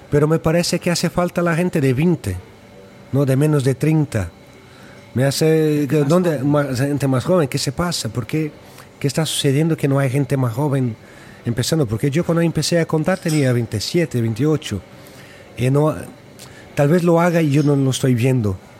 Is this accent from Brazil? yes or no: yes; Brazil; a gente que, vengo de Brasil, y eh, que está ahí ayudando a construir algo nuevo